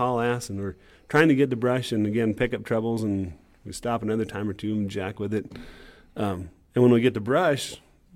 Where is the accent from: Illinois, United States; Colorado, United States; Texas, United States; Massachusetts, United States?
Colorado, United States; Windsor; also born or lived in Fort Collins, Colorado; I grew up on the Windsor exit 925. I went to school in Fort Collins.